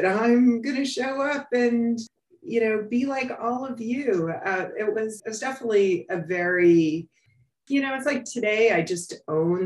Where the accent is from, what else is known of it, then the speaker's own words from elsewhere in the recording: New York City, New York, United States; I grew up on the Upper West Side, what was considered Spanish Harlem at the time